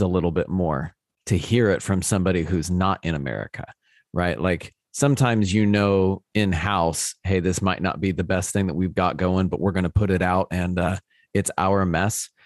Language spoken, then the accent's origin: English; United States; as an American